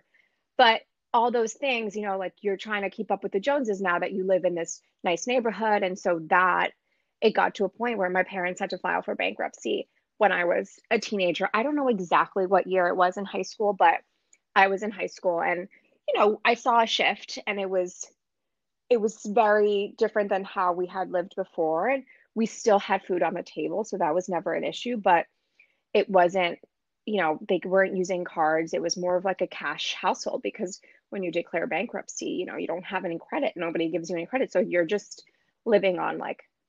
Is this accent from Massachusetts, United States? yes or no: no; New Jersey, United States; moved away as an adult; now in Brooklyn, United States; I was born and raised in New Jersey